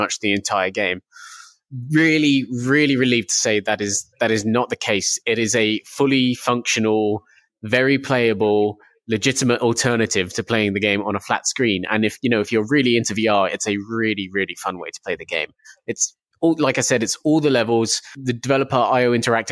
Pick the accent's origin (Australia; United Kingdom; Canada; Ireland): United Kingdom; I'm from the UK, and I work at UploadVR.com.